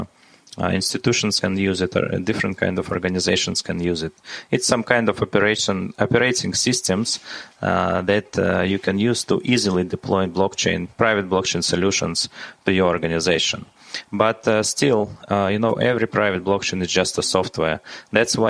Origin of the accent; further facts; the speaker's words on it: Latvia; I was born in Latvia